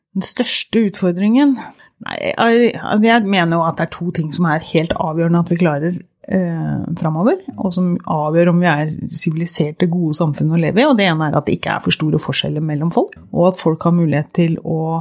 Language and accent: Norwegian; Porsgrunn, Telemark, Norway; moved away as an adult; also born or lived in Oslo; jeg vokste opp i Porsgrunn, eller i grenlandsområdet.